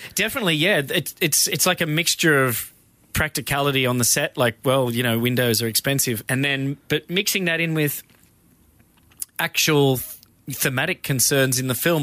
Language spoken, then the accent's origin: English; Australia; I'm Australian